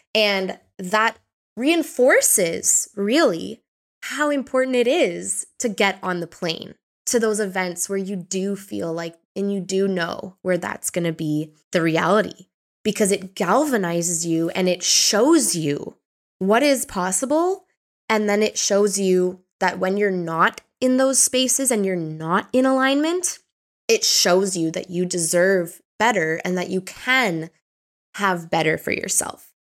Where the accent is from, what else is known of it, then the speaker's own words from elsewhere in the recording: Ontario, Canada; moved away as an adult; now in Portugal; I was born and raised in Canada